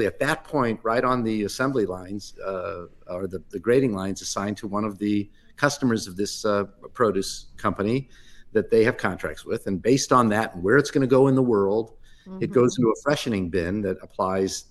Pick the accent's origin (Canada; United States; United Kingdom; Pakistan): United States; Midwest; I grew up in the Midwest in a very typical Reformed Jewish community